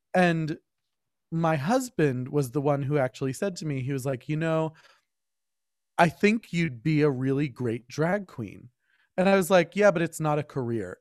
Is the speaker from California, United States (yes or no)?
no; Berkeley Heights, New Jersey, United States; I grew up in Berkeley Heights, I went to, I went through the schools there